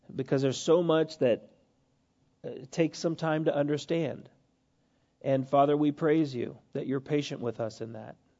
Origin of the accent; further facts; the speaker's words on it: United States; us as American Christians